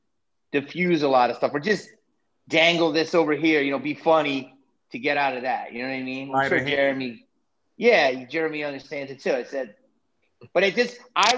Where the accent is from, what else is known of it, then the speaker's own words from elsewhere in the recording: Philadelphia, Pennsylvania, United States; now in Los Angeles, United States; I grew up in Philly